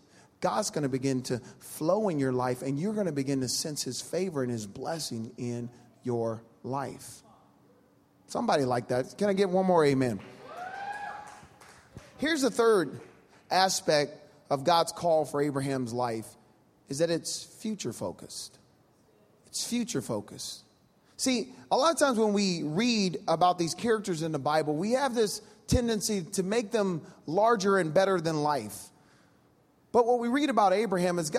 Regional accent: Louisiana, United States; I'm from Louisiana

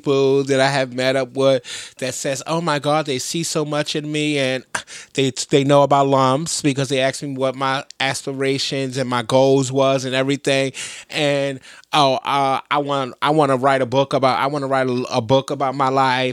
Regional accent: New York, United States; I'm from New York

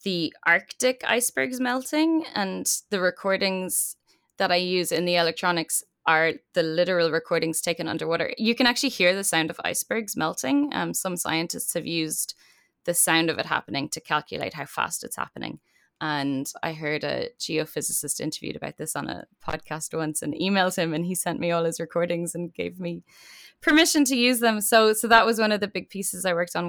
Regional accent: Ireland; now in New York, United States

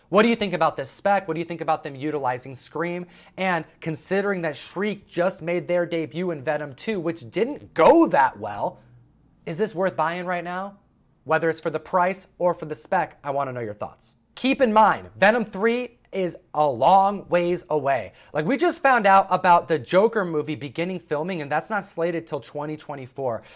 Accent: New York, United States; I'm from New York

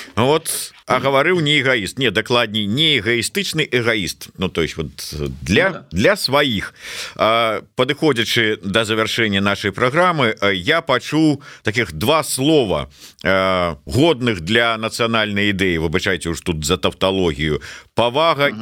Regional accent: Belarus; moved away; мы беларусы будем лічыць себе беларусамі

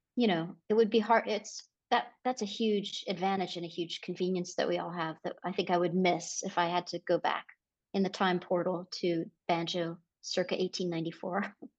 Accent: San Diego, California, United States; moved away; also born or lived in San Francisco, California; I grew up in La Jolla

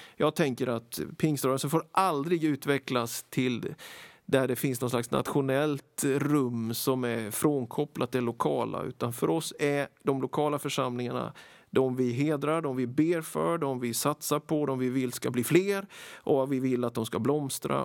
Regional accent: Småland, Sweden; Jag är född i Småland nittonhundrasjuttioett. Vuxit upp med föräldrar och fyra äldre systrar. Väldigt glad för min uppväxt, både i familjen och i den lilla byn

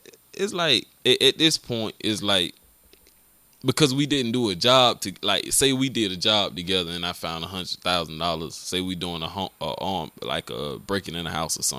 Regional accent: Augusta, Georgia, United States; I'm from Glen Hills too

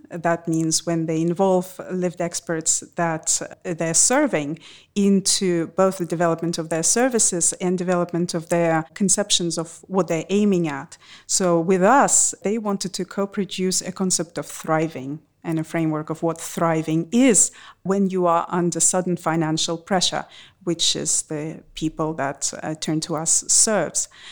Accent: Russia; born or raised there

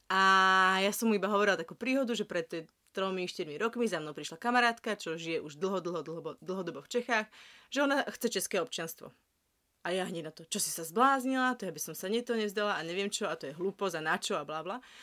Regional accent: Slovakia; now in Prague, Czech Republic

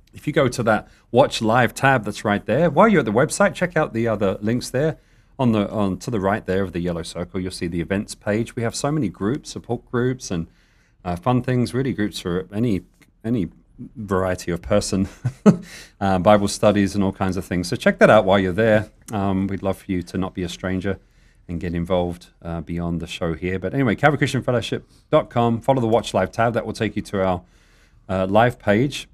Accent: United Kingdom; being British

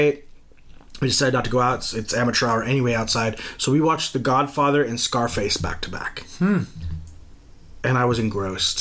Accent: Texas, United States; as a Southerner

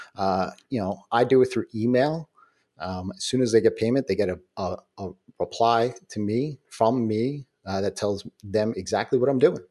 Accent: New York, United States; I'm a New Yorker

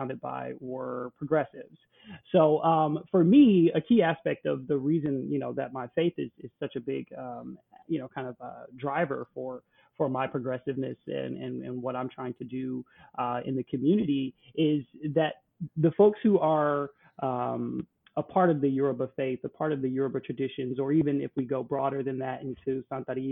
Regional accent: United States; also born or lived in Milwaukee; being an American who grew up here in the United States

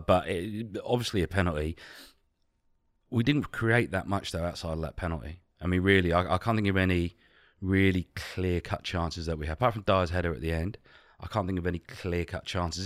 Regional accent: England, United Kingdom; we're English

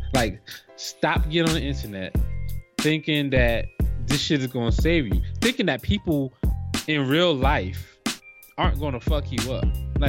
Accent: New Jersey, United States; like, I'm from Jersey

